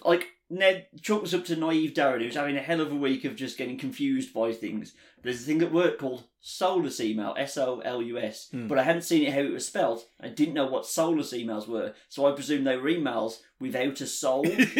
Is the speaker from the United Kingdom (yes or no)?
yes; England, United Kingdom; how we're doing as English people.